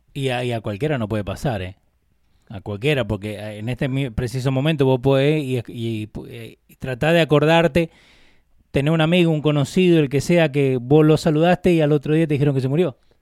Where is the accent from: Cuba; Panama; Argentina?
Argentina; Maipú, Mendoza; moved away; Yo soy de Maipú, Mendoza, República Argentina. No soy de Buenos Aires.